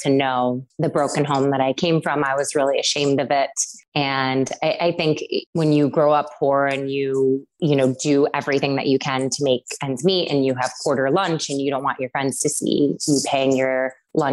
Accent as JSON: {"language": "English", "town": "Syracuse", "region": "New York", "country": "United States", "tie": "born or raised there", "said": "I grew up in Syracuse, New York"}